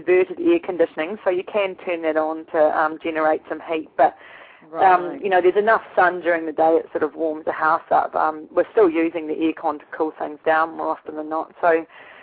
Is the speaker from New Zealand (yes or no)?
yes; New Zealand; moved away; I'm from New Zealand originally, and I was brought up with frozen toes and frozen fingers